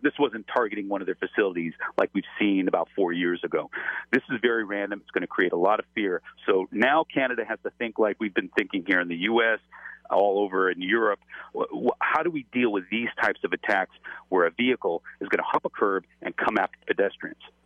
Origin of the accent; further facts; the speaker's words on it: Los Angeles, California, United States; I'm from Los Angeles